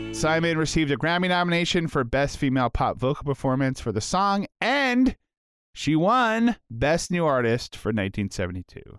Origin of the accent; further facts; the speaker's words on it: Canada; I'm a Canadian